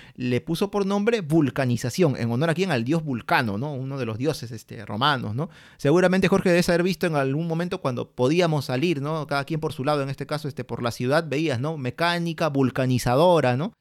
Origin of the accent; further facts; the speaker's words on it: Peru; todos somos peruanos, vivimos en la costa, en la sierra, en la selva